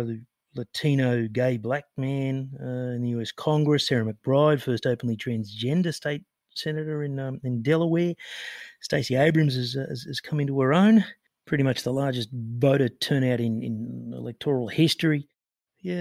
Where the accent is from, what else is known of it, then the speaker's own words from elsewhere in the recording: Australia; I'm from Australia